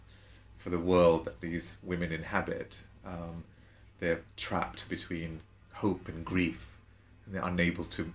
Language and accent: English; London, United Kingdom; also born or lived in Jaffna, Sri Lanka; I'm being brought up in a Tamil home in London, or, you know, we moved around a bit in the UK